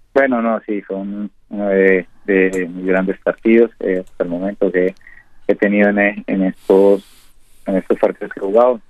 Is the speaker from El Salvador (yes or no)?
no; Purificación, Tolima, Colombia; moved away as an adult; now in Uruguay; soy de purificación en el Tolima.